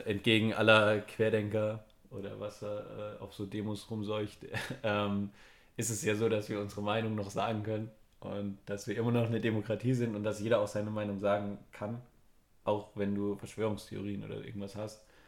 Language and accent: German; Germany; wir als Deutsche